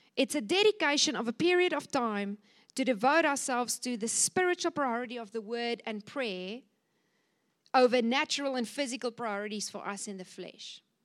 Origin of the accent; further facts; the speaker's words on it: Cape Town, Western Cape, South Africa; I come from Cape Town